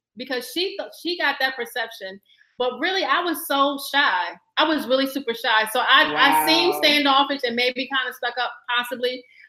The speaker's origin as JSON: {"language": "English", "town": "Newport News", "region": "Virginia", "country": "United States", "also_born_or_lived": "Baltimore / Florida / Atlanta", "moved": "yes", "lives_now": "New York, United States", "said": "So I'm a Southern girl. I'm originally from Virginia, from Newport News 757."}